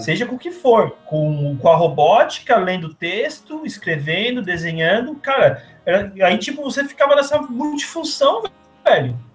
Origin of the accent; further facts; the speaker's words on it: São Paulo, Brazil; also born or lived in Criciúma, Santa Catarina; now in Rio de Janeiro, Brazil; eu sou natural de São Paulo, mas vivi os últimos anos em Criciúma, Santa Catarina